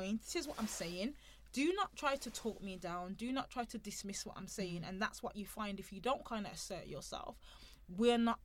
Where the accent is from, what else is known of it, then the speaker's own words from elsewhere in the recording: United Kingdom; being a British born person